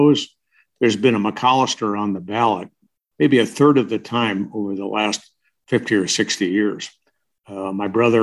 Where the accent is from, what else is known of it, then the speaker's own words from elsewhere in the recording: Omaha, Nebraska, United States; also born or lived in Moline, Illinois; I grew up in Dundee and went to Dundee School